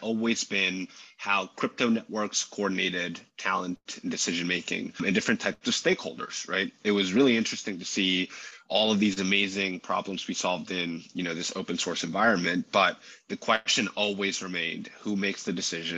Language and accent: English; Madrid, Community of Madrid, Spain; moved away as an adult; also born or lived in California, United States; now in New York, United States; I did grow up in Spain. I grew up in Madrid